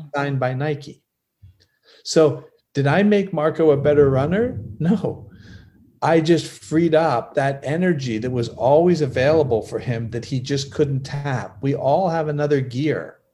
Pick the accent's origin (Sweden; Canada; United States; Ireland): Canada; I'm from Canada